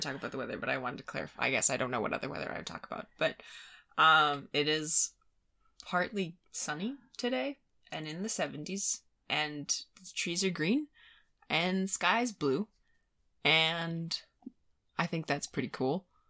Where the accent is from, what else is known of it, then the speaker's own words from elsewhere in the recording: Midwest, United States; I'm from the Midwest.